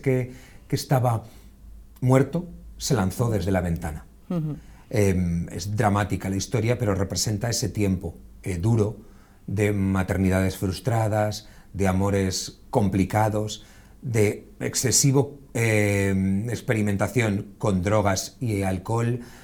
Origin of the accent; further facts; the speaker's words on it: Buñol, Valencian Community, Spain; visitar Buñol, vean el castillo y vean todo lo que ofrece un pueblo bonito como los que tenemos, pero en este caso es el mío